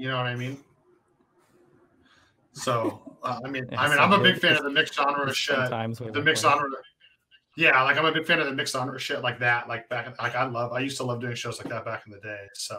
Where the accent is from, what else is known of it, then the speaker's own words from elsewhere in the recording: West Coast, United States; because I grew up in the West Coast metalcore scene